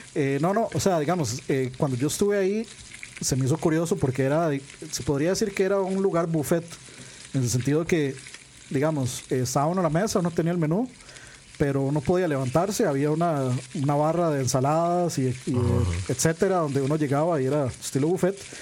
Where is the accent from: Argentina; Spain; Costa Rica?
Costa Rica; uno como tico